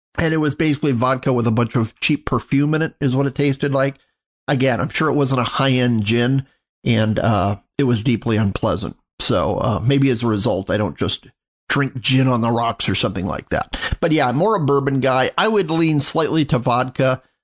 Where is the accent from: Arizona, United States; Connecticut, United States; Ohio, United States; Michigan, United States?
Arizona, United States; Phoenix; now in Mesa, United States; I grew up in North Phoenix, and I now live in Mesa